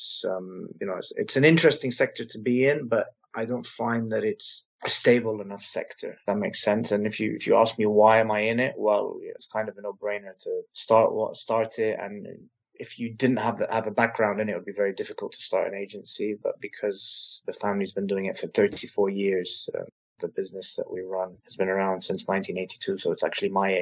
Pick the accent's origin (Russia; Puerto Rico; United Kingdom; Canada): United Kingdom; also born or lived in Lebanon; now in London, United Kingdom; I'm a British Lebanese male living in London